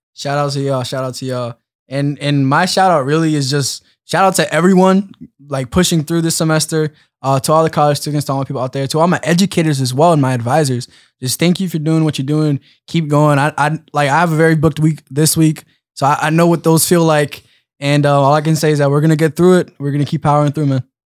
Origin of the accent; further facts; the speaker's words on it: Philadelphia, Pennsylvania, United States; I'm from Philly